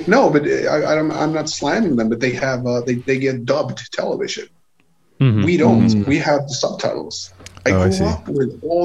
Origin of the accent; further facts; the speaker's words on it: East Coast, Sweden; English is a second language; I come from the East Coast